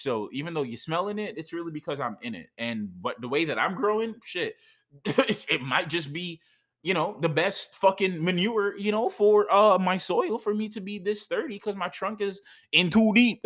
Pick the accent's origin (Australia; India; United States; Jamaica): Jamaica; I am from Jamaica